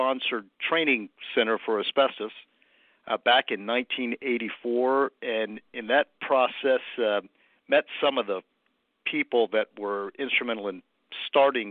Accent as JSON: {"language": "English", "town": "Atlanta", "region": "Georgia", "country": "United States", "also_born_or_lived": "Nashville, Tennessee", "moved": "as an adult", "lives_now": "Washington, D.C., United States", "said": "I'm from Atlanta, Georgia"}